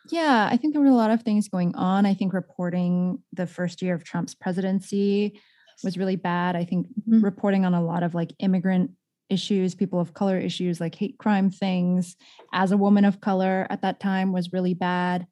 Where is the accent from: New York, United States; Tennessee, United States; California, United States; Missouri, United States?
California, United States; San Jose; a young Asian woman growing up in San Jose, California